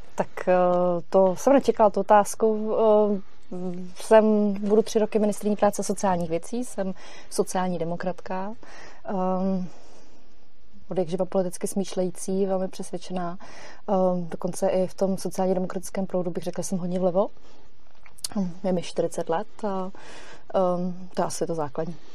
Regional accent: Czechia; moved away as an adult; also born or lived in Germany / Frankfurt; jsem se vrátila z Německa zpátky do Čech

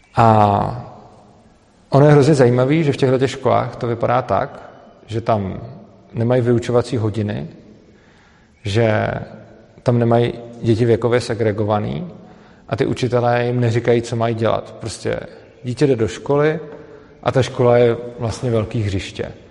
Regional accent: Plzeň, Plzeň Region, Czechia; moved away; do Plzně, i když vlastně po krátký. Je to moje rodné město

